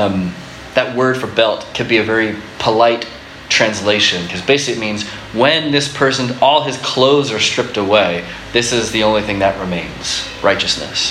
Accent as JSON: {"language": "English", "region": "Florida", "country": "United States", "tie": "born or raised there", "said": "When I grew up in Florida"}